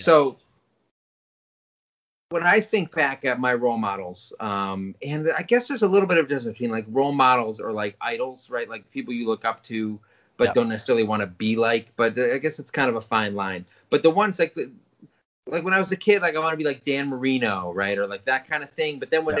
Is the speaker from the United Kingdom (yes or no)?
yes; England, United Kingdom; It's like growing up in England, little kids have Orange Robinson.